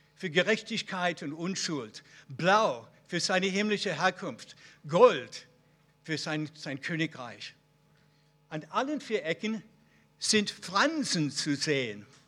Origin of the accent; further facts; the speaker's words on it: Israel; Bei uns in Israel